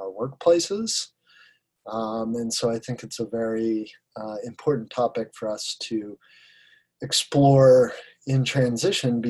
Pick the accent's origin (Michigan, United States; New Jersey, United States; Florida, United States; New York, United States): Florida, United States; Sarasota; moved away as an adult; also born or lived in Colorado; moved back to my hometown of Sarasota, Florida, where I am now